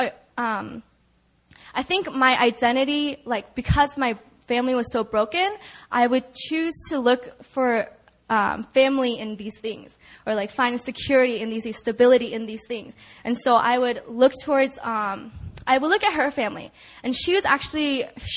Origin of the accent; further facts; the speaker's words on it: California, United States; moved away as an adult; also born or lived in New York; when I went away for college in New York, I'm from California